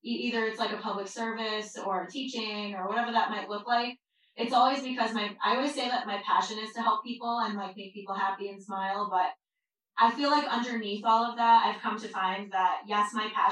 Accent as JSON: {"language": "English", "area": "Long Island", "region": "New York", "country": "United States", "tie": "born or raised there", "said": "I grew up on Long Island in a very loud Jewish family."}